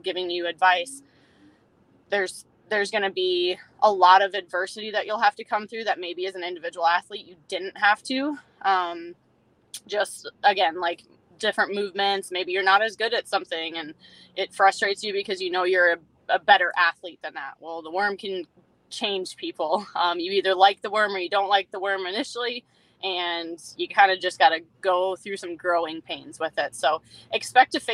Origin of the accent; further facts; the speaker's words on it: Minnesota, United States; I grew up in Minnesota and my dad was an avid fisherman